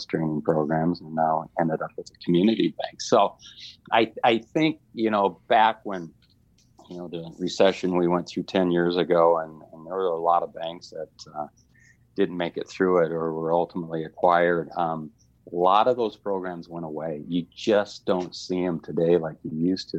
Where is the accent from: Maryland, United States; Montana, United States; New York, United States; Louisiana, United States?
Montana, United States; moved away as an adult; also born or lived in California; now in Missoula, United States; I'm from Montana, but I live here.